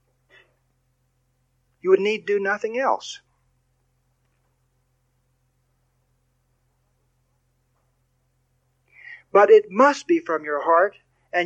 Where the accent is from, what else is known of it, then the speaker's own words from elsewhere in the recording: Texas, United States; I'm from Texas